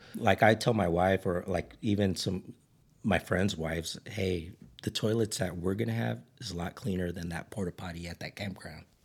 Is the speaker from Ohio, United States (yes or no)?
no; Ridgecrest, California, United States; I grew up in Ridge Crest.